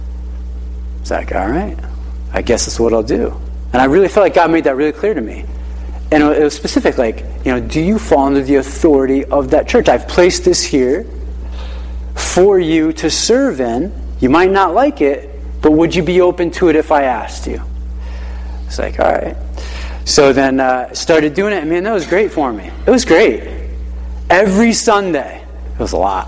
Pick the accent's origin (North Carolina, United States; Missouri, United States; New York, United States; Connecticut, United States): Connecticut, United States; Hartford; So we grew up in the Hartford area, and we would travel down to church in Uncasville